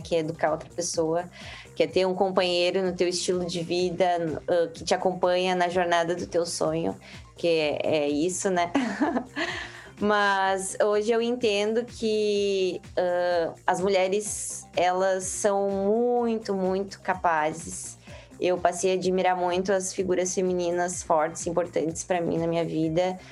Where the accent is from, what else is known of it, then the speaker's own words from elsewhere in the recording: Santa Maria, Rio Grande do Sul, Brazil; also born or lived in Florianópolis; a nossa família é do Rio Grande do Sul, eu sou de Santa Maria, onde eu me localizo hoje